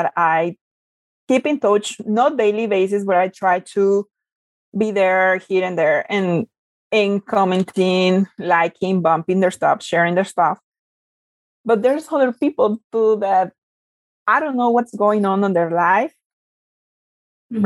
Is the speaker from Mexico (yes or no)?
yes; Mexico; moved away; I was born and raised back in Mexico.